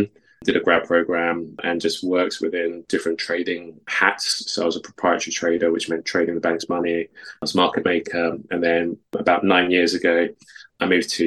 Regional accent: London, United Kingdom; also born or lived in Takoradi, Ghana; I was born in Ghana. So I was born in Takoradi. So obviously the accent doesn't necessarily give it away, but I moved to the UK when I was 5 to live with my mum. And grew up in Southeast London.

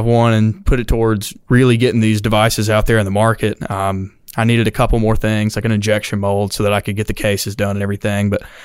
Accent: Chelsea, Alabama, United States; I'm from Chelsea. It's right outside of Birmingham

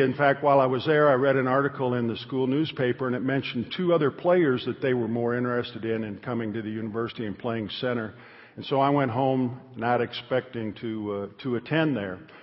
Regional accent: Northern Illinois, United States; I was raised in Northern Illinois

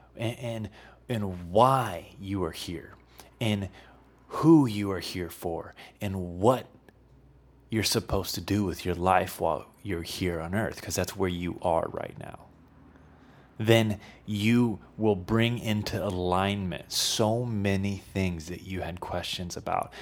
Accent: Midwest, United States; moved away; I, I was from the Midwest, so we, we had tornadoes.

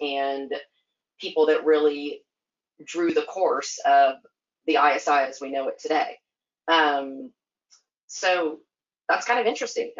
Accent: Oregon, United States; also born or lived in Virginia / Michigan / Pennsylvania / Georgia; I was born in Virginia, lived in Michigan, Pennsylvania, Georgia, Missouri, Kentucky, Oregon, and then now Texas. So I sort of have to claim, to be frank, I claim Oregon as my home

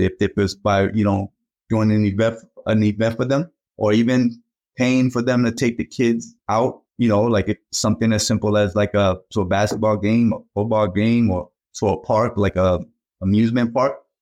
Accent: Boston, Massachusetts, United States; also born or lived in Cape Verde; I grew up in Boston, came over from the Cape Verde Islands

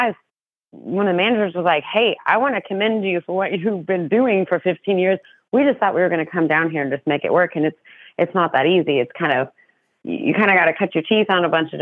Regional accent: New Mexico, United States; now in Texas, United States; I don't have an accent because I'm from New Mexico

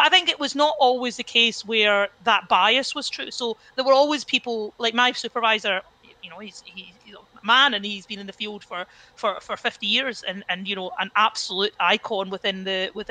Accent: Cumbernauld, Scotland, United Kingdom; I grew up in Cumbernauld, went to the local state school

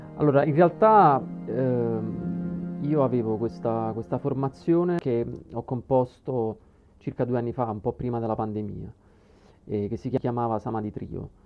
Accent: Procida, Campania, Italy; sono nato e cresciuto a Procida

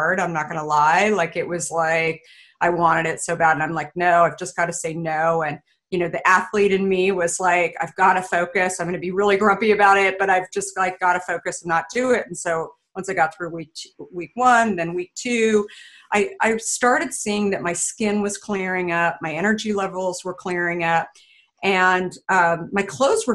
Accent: Arizona, United States; I grew up in Arizona

